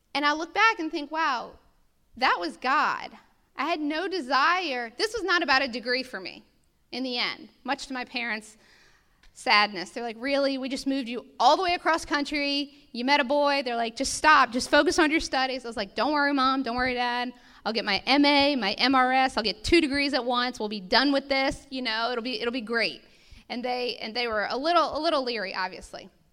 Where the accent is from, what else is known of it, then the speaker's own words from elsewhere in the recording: United States; as an American people